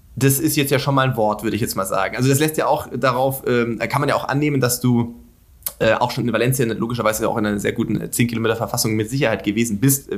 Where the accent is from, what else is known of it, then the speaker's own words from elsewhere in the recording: Sindelfingen, Baden-Württemberg, Germany; ich komme aus Sindelfingen, das ist nicht Schwäbische Alb